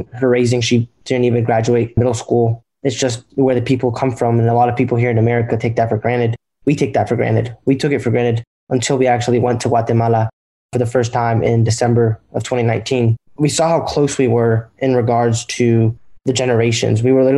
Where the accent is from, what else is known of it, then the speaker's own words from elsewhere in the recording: Durham, North Carolina, United States; I'm 19 years old. Jeff and I are twins. So, yeah, and we're from Durham, North Carolina.